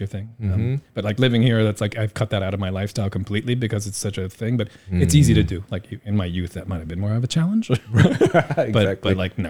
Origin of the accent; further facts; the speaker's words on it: Indiana, United States; now in Taiwan; I love my hometown in Indiana, but like, it's just flat.